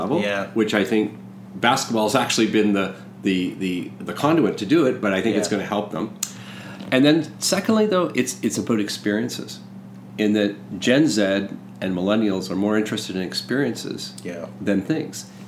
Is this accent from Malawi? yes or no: no; Lakefield, Ontario, Canada; I grew up in Lakefield, you know, near Peterborough.